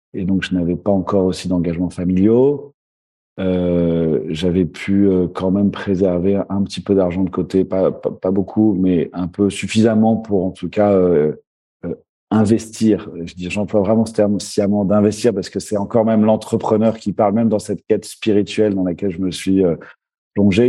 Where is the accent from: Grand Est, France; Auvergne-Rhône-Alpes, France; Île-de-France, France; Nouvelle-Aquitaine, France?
Île-de-France, France; Paris; j'ai grandi en France, à Paris